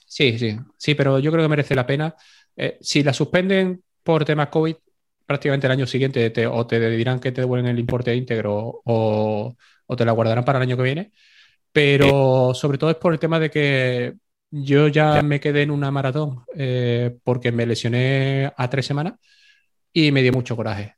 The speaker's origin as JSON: {"language": "Spanish", "town": "Seville", "region": "Andalusia", "country": "Spain", "said": "ni siendo sevillano"}